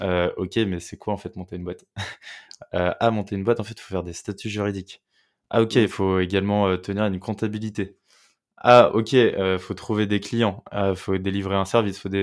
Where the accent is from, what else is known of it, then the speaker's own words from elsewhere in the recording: Meudon, Île-de-France, France; also born or lived in Sèvres; Je viens de Meudon, tu vois, une petite banlieue parisienne